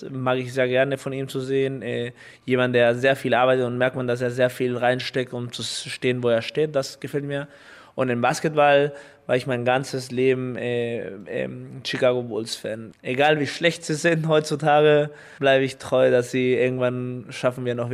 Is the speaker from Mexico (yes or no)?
yes; Mexico; born there; weil man, ich geboren bin in Mexiko als Kind von äh, deutsche Bürger und mein mexikanischer Pass, weil ich in Mexiko geboren bin.